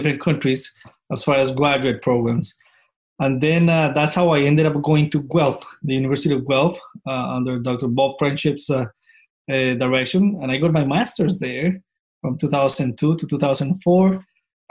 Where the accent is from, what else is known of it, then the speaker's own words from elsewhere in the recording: Colombia; moved away as an adult; I'm originally from Colombia. So I got my DVM in Colombia in 2002